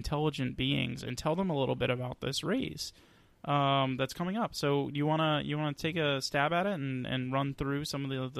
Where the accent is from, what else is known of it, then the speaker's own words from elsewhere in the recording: Texas, United States; born there; also born or lived in Atlanta; I say Atlanta is, but technically I was born in Texas.